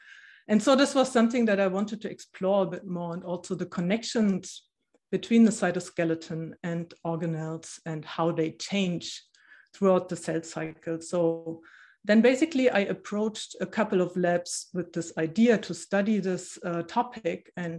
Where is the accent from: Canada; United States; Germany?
Germany; born there; English is a second language; I said in the beginning that I was born in East Germany. So I didn't know any other place.